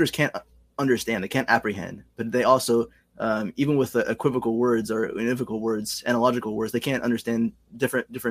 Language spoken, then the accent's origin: English; United States; in terms of being Mexican, because I was born in the United States